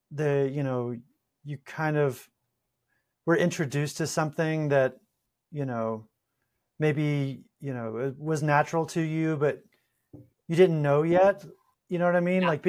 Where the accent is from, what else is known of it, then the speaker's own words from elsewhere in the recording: South Carolina, United States; In the southeast, so South Carolina.